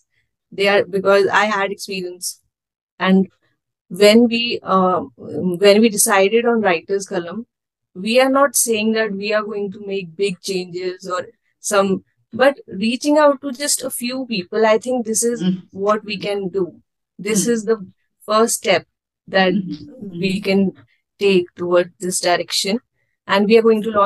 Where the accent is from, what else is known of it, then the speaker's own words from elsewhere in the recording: Himachal Pradesh, India; I come from Himachal Pradesh